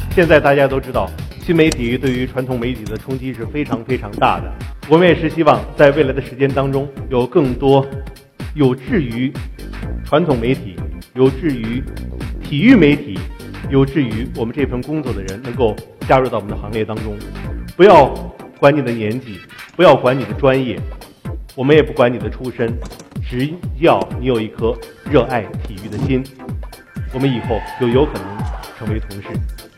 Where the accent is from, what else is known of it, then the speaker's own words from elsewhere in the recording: Zhengzhou, Henan, China; 我生活在，我生长在河南郑州的一个非常普通的家庭。我的父亲是一名话剧演员，我的母亲是一名京剧演员